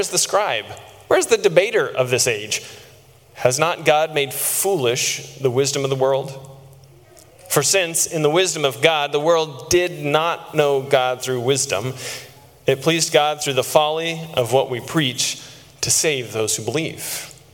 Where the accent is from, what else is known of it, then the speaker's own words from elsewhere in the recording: Texas, United States; I grew up in Texas